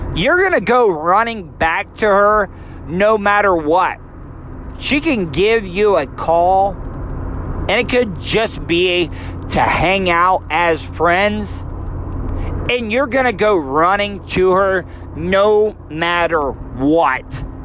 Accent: DeLeon Springs, Florida, United States; I grew up in a really small town, DeLeon Springs, Florida.

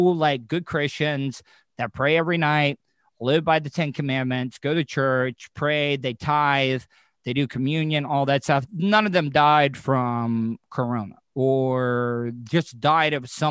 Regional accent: the South, United States; also born or lived in Orlando; growing up in the South

